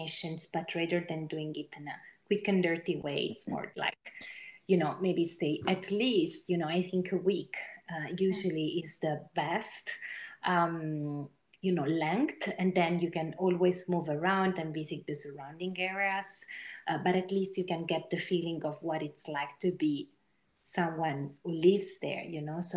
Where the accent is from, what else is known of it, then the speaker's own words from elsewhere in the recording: Italy; my home country